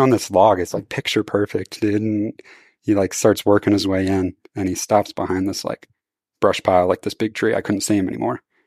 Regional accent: Missouri, United States; I'm from Missouri

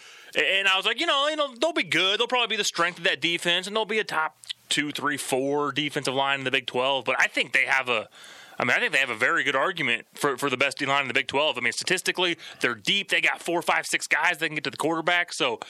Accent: Kansas City, United States; I grew up in Kansas City

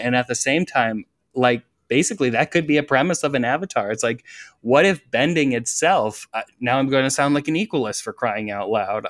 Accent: Iowa, United States; I'm from Iowa

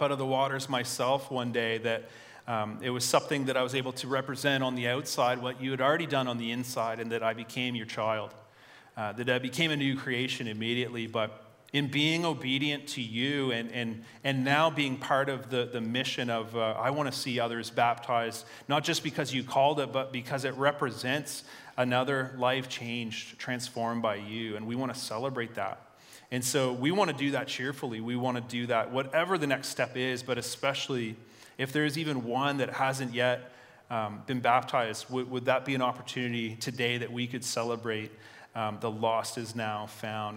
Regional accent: Fredericton, New Brunswick, Canada; also born or lived in Devon, Fredericton / Marysville, Fredericton; I'm a Northsider at heart. I grew up here, but I don't live there anymore. But I work on the north side.

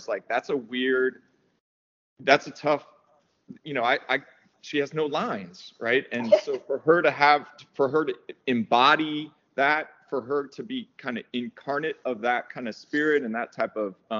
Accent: Merced, California, United States; now in Los Angeles, United States; I grew up in a small town in the central part of California called Merced

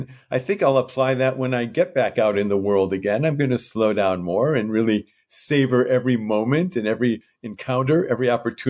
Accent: Piedmont, California, United States; And there were a few precious moments when my hometown, Piedmont, and Kyoto became one and the same.

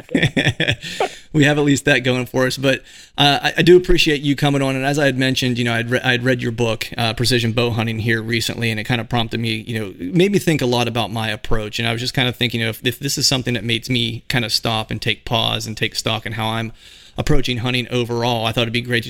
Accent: Pennsylvania, United States; I'm from Pennsylvania

